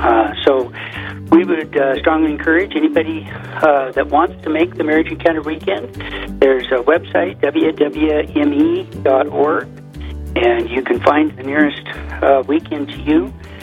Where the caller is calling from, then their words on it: Casper, Wyoming, United States; I'm actually speaking from Casper, Wyoming